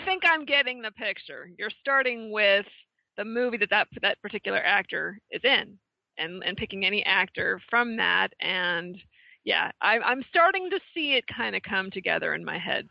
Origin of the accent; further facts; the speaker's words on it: West Coast, United States; moved away as an adult; now in Connecticut, United States; growing up on the West Coast and coming here